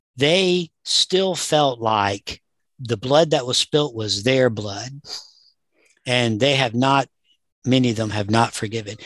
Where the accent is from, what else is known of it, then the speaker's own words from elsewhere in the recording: Southern US, United States; I grew up in the Southern U S